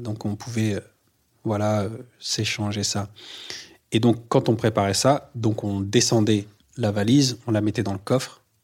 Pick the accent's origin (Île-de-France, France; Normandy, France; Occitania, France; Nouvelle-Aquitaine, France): Normandy, France; Le Havre; also born or lived in Les Trois-Pierres; Je viens du Havre. Je suis né, j'y ai grandi, en Normandie.